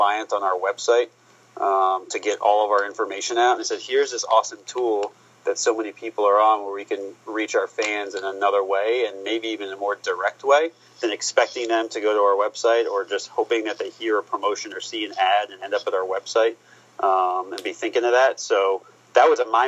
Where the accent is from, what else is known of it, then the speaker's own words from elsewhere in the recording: Columbus, Ohio, United States; moved away; also born or lived in Florida; I was born in Columbus, Ohio